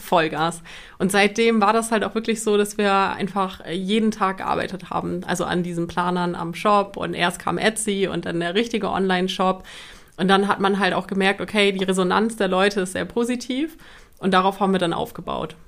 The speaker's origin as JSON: {"language": "German", "town": "Cuxhaven", "region": "Lower Saxony", "country": "Germany", "said": "wir kommen aus Cuxhaven"}